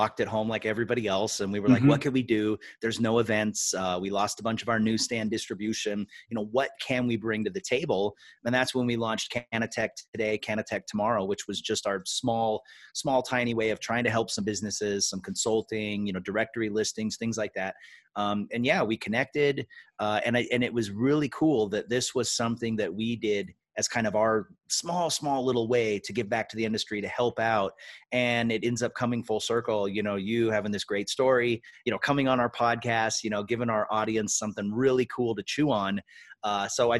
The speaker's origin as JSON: {"language": "English", "region": "Washington", "country": "United States", "tie": "born or raised there", "moved": "yes", "said": "my home state of Washington"}